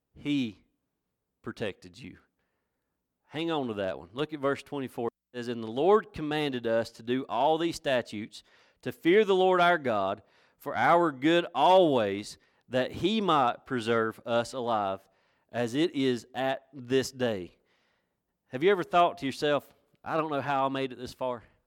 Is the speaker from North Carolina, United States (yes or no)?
yes; Villas, North Carolina, United States; also born or lived in Blackberry, North Carolina; I was born and raised in Villas